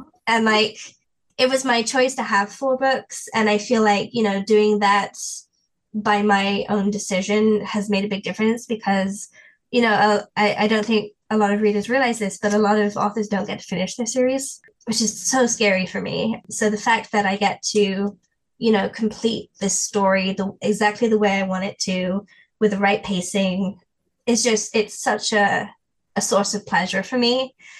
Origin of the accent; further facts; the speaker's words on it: England, United Kingdom; And as an English person, we don't do that. We don't do that in England. We don't talk to people.